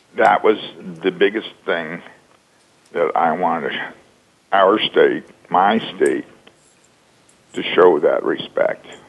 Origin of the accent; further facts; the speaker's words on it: Oregon, United States; Oregon, my home state